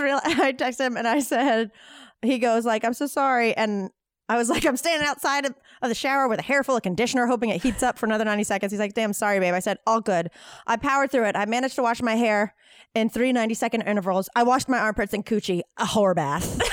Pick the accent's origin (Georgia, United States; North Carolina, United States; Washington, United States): North Carolina, United States; now in Los Angeles, United States; I'm from North Carolina